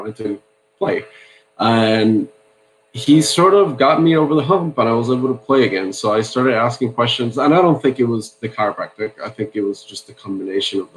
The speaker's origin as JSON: {"language": "English", "country": "Puerto Rico", "tie": "born or raised there", "also_born_or_lived": "Santa Barbara, California", "moved": "as an adult", "lives_now": "Newport Beach, United States", "said": "I grew up in Puerto Rico, and I grew up in a medical family"}